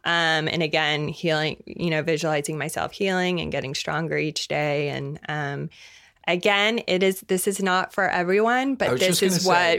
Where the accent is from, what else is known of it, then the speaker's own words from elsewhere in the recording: Tulsa, Oklahoma, United States; so I grew up in Tulsa, Oklahoma, and I'm Jewish, and there were 5 Jewish people in my high school.